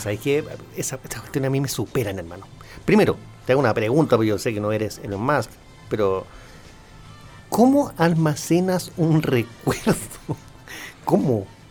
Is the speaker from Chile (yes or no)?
yes; Chile; lo digo como chileno